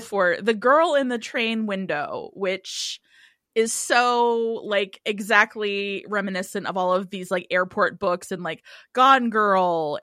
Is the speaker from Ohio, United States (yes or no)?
yes; Cincinnati, Ohio, United States; I'm from Cincinnati